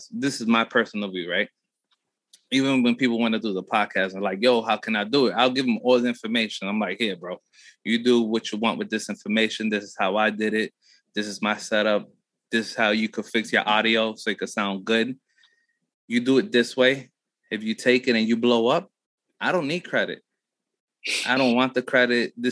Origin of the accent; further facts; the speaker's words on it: Chinantla, Puebla, Mexico; Uh, Puebla. Puebla. So, Chinantla and Buena Vista.